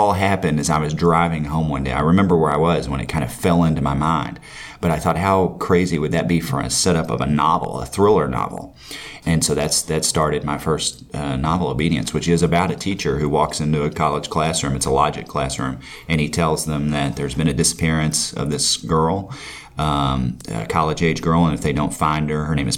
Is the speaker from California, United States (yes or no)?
no; McCreary County, Kentucky, United States; I grew up in McCray County